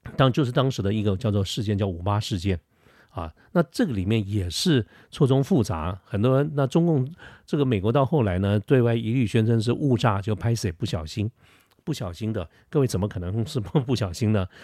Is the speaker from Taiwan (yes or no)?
yes; Taiwan; 作为一个台湾人